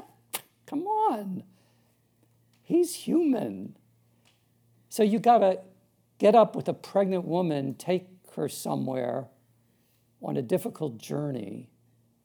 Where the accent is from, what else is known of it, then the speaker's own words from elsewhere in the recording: Long Island, New York, United States; so I'm from Long Island, New York, originally. Born up in the 60s, pretty rough time. Brought up Catholic